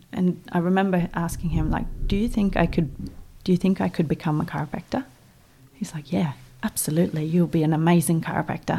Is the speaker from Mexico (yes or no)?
no; Voss, Vestland, Norway; English is a second language; moved away as an adult; now in New Zealand; my hometown of Vos